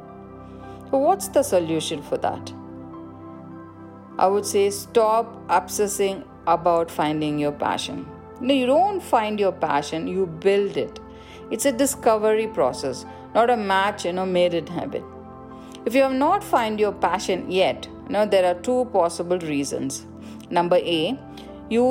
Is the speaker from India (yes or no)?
yes; India; I grew up in India